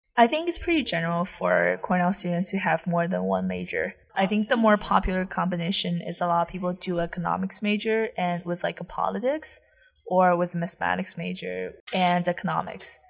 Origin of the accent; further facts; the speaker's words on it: Taiyuan, Shanxi, China; English is a second language; moved away as an adult; also born or lived in Ithaca, United States; now in United States; I'm from Taiyuan, Shanxi